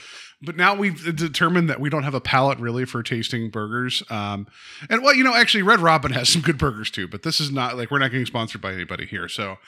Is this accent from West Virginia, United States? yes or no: yes; West Virginia, United States; moved away; where I grew up and, in West Virginia